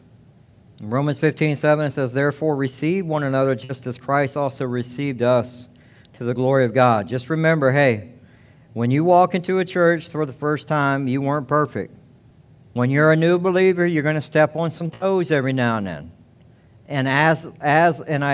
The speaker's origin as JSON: {"language": "English", "region": "Georgia", "country": "United States", "moved": "yes", "lives_now": "Devine, United States", "said": "I'm from Georgia."}